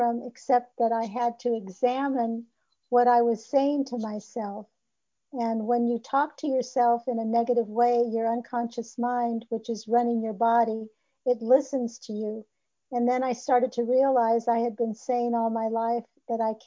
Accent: Los Angeles, California, United States; I was born in Hollywood

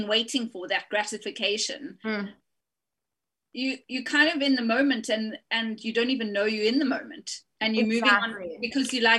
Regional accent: South Africa; moved away as an adult; now in United Kingdom; I'm from South Africa, just moved to the UK

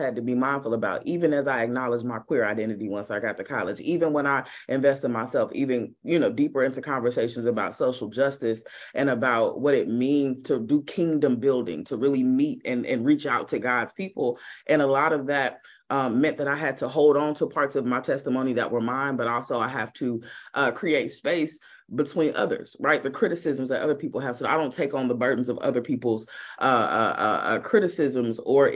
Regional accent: Kansas City, Missouri, United States; My family still attends one of the largest churches in the city of Kansas City on the Missouri side. Got to be clear, because there's two Kansas cities. Never get that confused. I'm not from Kansas. So on the Missouri side

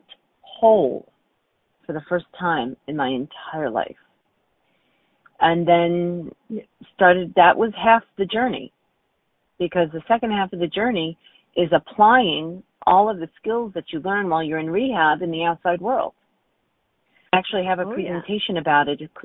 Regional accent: New York, United States; I grew up in New York

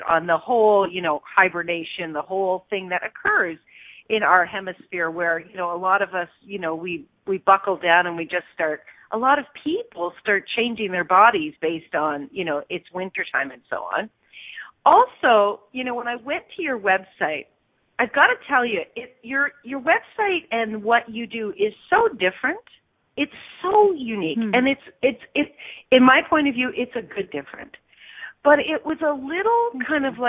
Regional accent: Stratford, Ontario, Canada; my hometown, Stratford, Ontario

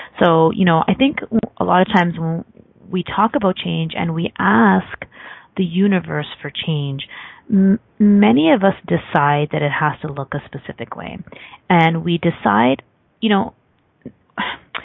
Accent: Canada; I'm Canadian

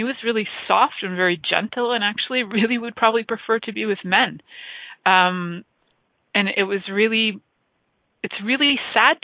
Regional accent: Toronto, Ontario, Canada; I grew up in Toronto, but I actually live in a small town

